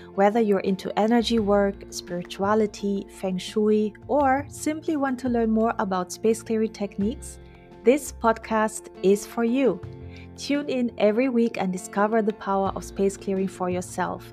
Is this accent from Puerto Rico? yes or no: no; Germany; moved away; growing up in Germany